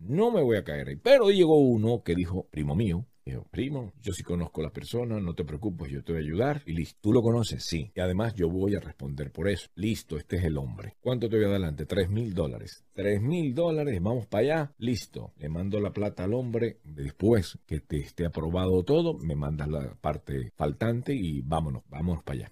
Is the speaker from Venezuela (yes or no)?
yes; Venezuela; now in United States; vengo a sacar mi pasaporte. Soy venezolano y no hay para sacar el pasaporte en Estados Unidos